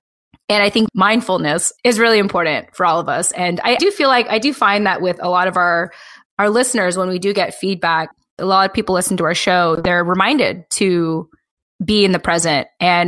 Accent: United States; I think, as a Filipino American woman where we just like don't feel enough.

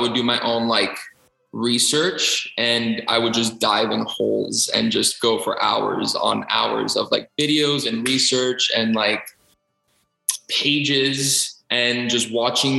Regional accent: Tarpon Springs, Florida, United States; Growing up in Tarpon, you know, like Panigiria, Gledia, or New Year's Eve dance every year

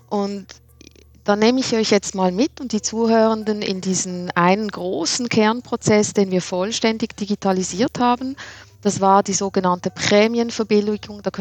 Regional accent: Switzerland; Ja, Nils, es ist auch bei uns in der Schweiz so

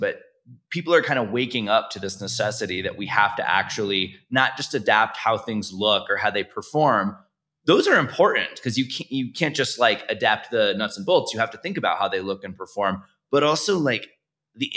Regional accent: Florida, United States; also born or lived in Los Angeles / Mexico City; now in New York, United States; I was raised in Florida.

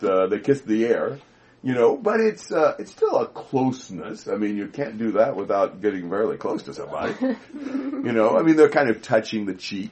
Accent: United States; I'm an American

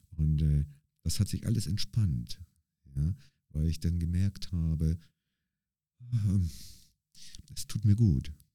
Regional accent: Bremerhaven, Bremen, Germany; now in St. Gallen, Switzerland; ich komme ja aus Bremerhaven, äh, also in, mhm. in, in Deutschland bin ich in Bremerhaven quasi aufgewachsen

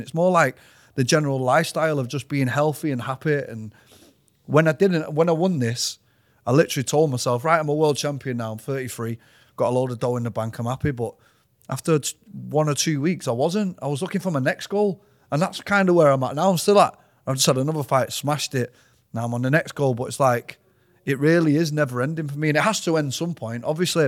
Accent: Manchester, North West England, United Kingdom; I was born in Withington. So grew up around there

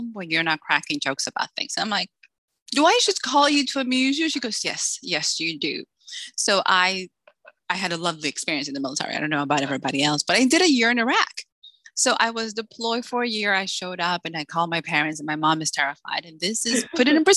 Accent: Salem, Massachusetts, United States; moved away as an adult; also born or lived in Dominican Republic; now in Texas, United States; I'm originally from the Dominican Republic, but I grew up in Salem, Massachusetts.

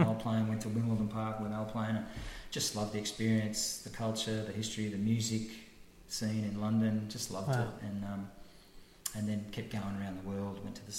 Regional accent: Australia; being Australian

